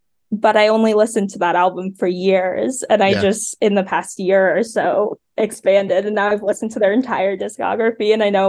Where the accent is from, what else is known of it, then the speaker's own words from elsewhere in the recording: New York City, New York, United States; moved away as an adult; also born or lived in Philadelphia; I grew up in Brooklyn.